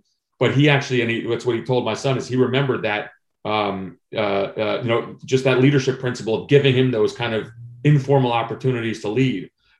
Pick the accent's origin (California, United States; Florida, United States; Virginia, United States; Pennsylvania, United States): Virginia, United States; Vienna; at the first book event I did in my hometown in Vienna, Virginia